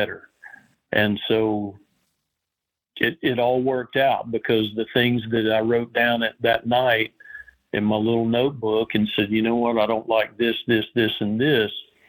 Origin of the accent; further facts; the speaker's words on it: Southern Appalachia, United States; also born or lived in Florida Keys / Alaska; now in Georgia, United States; I grew up in Southern Appalachia